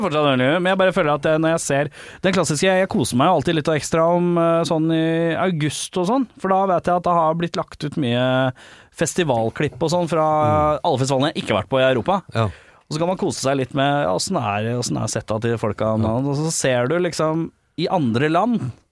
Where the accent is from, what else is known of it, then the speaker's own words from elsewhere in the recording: Oslo, Norway; Jeg som Lambertseter-gutt.